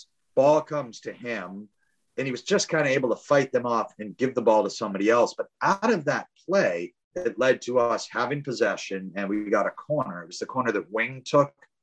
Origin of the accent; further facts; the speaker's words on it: United States; as an American